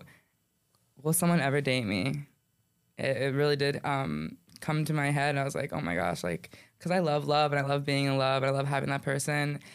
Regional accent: Coral Springs, Florida, United States; I'm born and raised in Coral Springs

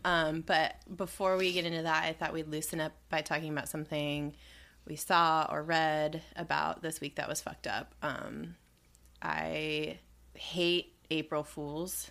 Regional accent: Southern California, United States; when I was a kid in the nineties, man, that was my shit growing up in Southern California.

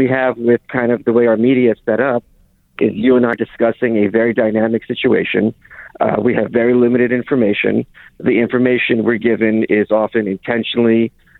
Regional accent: Lviv, Lviv Oblast, Ukraine; moved away; I was born in Ukraine.

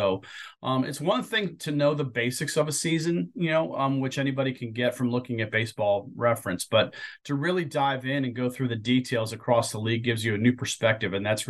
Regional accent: Ohio, United States; I have a few close friends who were big Brewers fans at that time, even though we were growing up in Ohio.

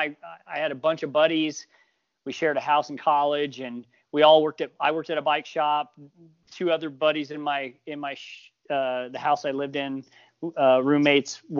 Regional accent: Missouri, United States; moved away as an adult; now in Montana, United States; I grew up in Missouri, in the 70s and 80s.

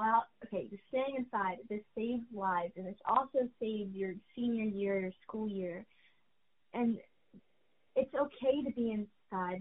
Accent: New York City, New York, United States; we're from New York

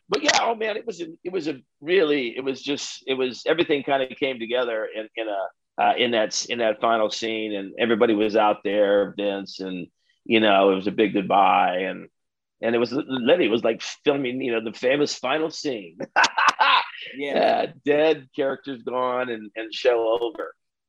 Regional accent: Midwest, United States; I'm really glad that I grew up in the Midwest first of all, I'm glad that I grew up in the Midwest

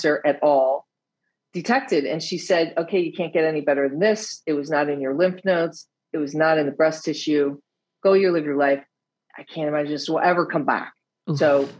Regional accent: United States; accent: American; now in Netherlands; I live in the Netherlands. I'm American, as you can hear by my accent

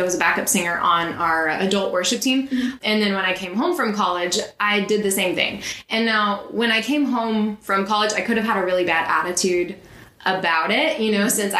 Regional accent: Burleson, Texas, United States; also born or lived in Joshua, Texas; I grew up in Joshua in Burleson, Texas, which is just south of Fort Worth, so in the suburbs.

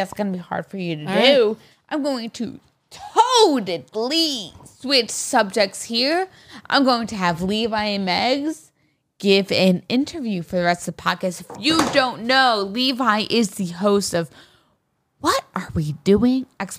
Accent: Amityville, New York, United States; So I grew up on Long Island. Amityville. The Amityville.

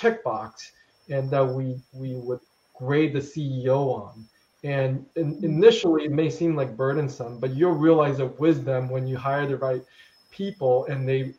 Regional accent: United States; as an American

